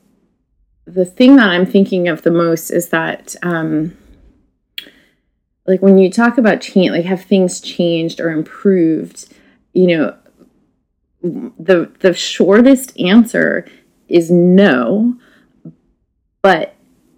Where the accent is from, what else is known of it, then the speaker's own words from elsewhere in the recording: United States; I am an American woman who has spent a lot of time in these regions